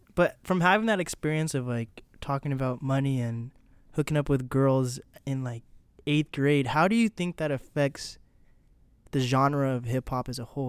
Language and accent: English; Seattle, Washington, United States; I am from Seattle.